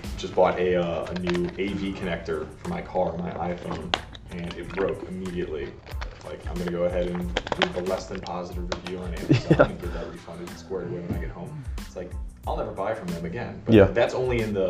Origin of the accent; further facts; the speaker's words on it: Chicago, Illinois, United States; I'm from Chicago